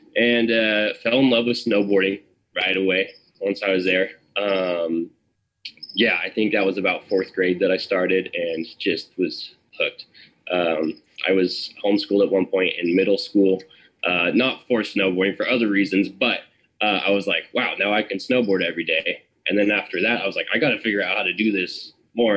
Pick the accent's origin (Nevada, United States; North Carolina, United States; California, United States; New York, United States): California, United States; Sacramento; also born or lived in Arnold, California; I grew up in Sacramento for the first ten years of my life